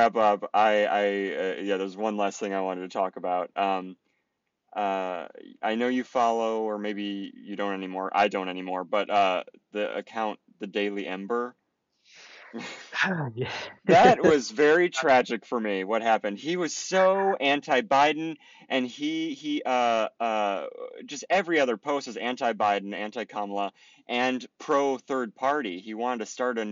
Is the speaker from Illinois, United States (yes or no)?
yes; Chicago, Illinois, United States; I grew up in Chicago suburbs